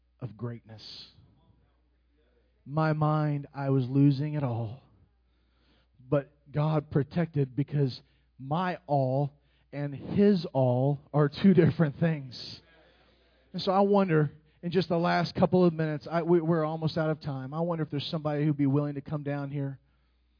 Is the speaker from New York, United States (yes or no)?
no; Indianapolis, Indiana, United States; I'm from Indianapolis